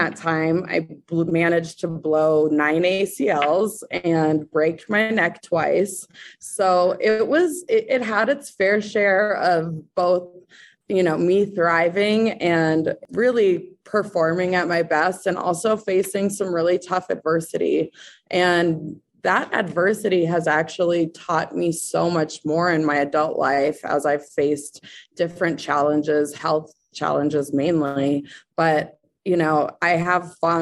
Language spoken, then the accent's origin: English; Breckenridge, Colorado, United States; now in Denver, United States; I am from Breckenridge, Colorado. I currently live in Denver, Colorado